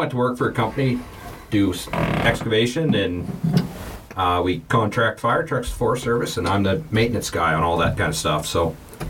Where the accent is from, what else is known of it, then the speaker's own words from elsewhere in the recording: Townsend, Montana, United States; I'm from right here in Townsend, Montana.